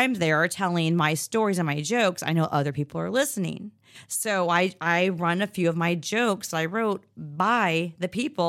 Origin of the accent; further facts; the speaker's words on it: Inglis, Florida, United States; And I grew up in Inglis, Yankee Town. Yes, I am an Anglian.